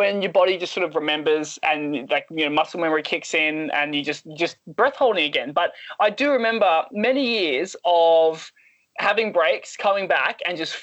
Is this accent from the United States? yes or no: no; Australia; being Australian